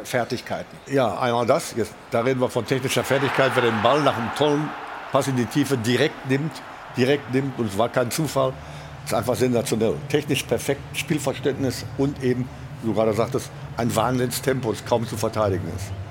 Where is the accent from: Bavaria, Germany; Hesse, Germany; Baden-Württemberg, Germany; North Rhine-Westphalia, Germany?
North Rhine-Westphalia, Germany; Gelsenkirchen; Und ich komme ja aus Gelsenkirchen